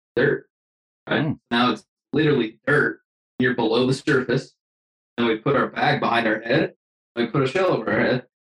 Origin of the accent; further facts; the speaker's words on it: Utah, United States; also born or lived in Oregon; I'm back in Utah. I moved back to Utah from Oregon